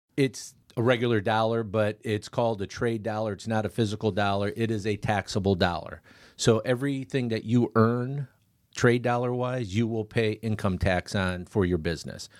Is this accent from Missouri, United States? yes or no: no; Clearwater, Florida, United States; also born or lived in Riverview, Michigan; grew up over in Clearwater